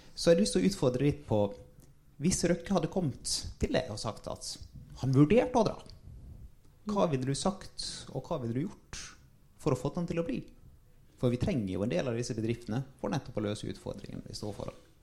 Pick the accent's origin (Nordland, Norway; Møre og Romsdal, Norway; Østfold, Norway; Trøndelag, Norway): Møre og Romsdal, Norway; Sunnmøre; som sunnmøring og far av en bedriftseier